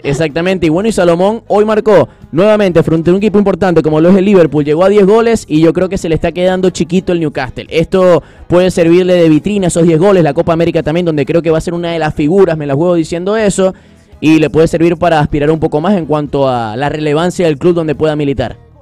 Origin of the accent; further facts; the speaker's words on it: Venezuela; como venezolano